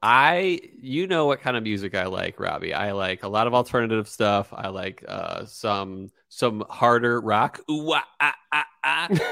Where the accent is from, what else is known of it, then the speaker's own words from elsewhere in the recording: Philadelphia, Pennsylvania, United States; a Philadelphian myself